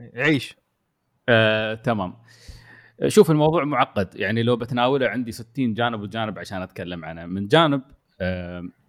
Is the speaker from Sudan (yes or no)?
no; United Arab Emirates; also born or lived in Yas Island, Abu Dhabi; انا كمواطن اماراتي